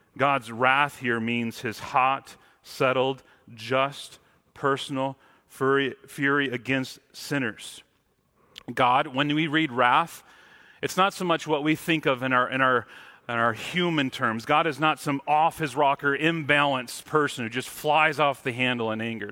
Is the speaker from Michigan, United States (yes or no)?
yes; Mount Morris, Michigan, United States; now in Washington, United States; growing up in Michigan, I, I grew up in the town called Mount Morris, which had no mounts